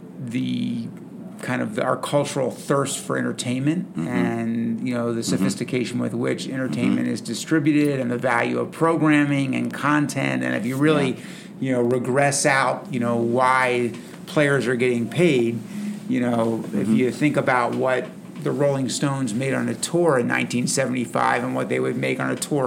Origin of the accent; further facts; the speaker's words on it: Baltimore, Maryland, United States; also born or lived in Toronto; We had season tickets to the Oriole games growing up in Baltimore